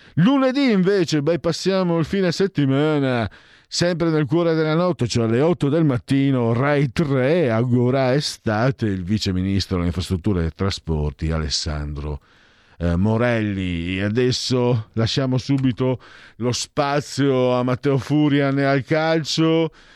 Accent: Friuli-Venezia Giulia, Italy; now in Milan, Italy; vengo dal Friuli, il mio friulano, il mio veneto sono, che sono due lingue anche diversissime tra loro

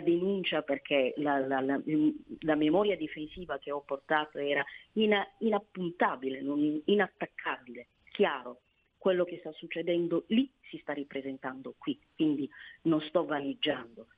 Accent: Somalia; now in Italy; sono somala, eh, ed è quel, sufi, quel sufismo che è sotto attacco da anni nel mio paese

